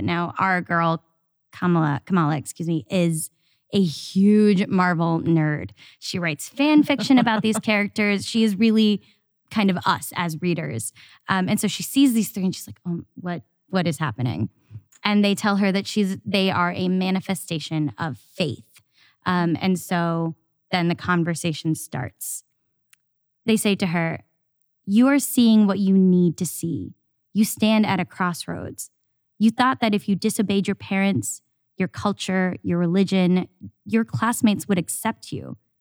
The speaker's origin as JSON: {"language": "English", "region": "the South", "country": "United States", "tie": "born or raised there", "said": "awkward Indian kid growing up in the South"}